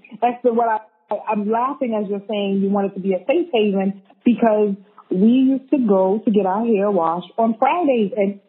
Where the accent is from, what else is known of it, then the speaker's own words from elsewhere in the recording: Brooklyn, New York, United States; now in Sydney, Australia; We're from Brooklyn, but hey, welcome to Sydney.